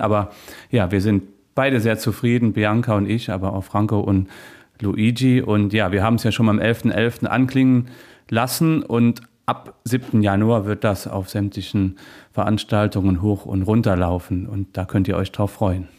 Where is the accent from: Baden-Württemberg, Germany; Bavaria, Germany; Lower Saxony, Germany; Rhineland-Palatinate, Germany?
Rhineland-Palatinate, Germany; Niederstadtfeld; now in Trier, Germany; in meinem Heimatort in Eifel, in Niederstadtfeld